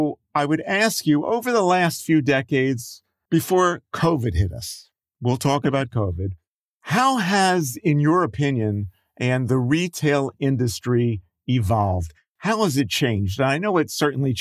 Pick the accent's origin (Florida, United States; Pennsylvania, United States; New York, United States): Pennsylvania, United States; Philadelphia; being a child, growing up in Philadelphia.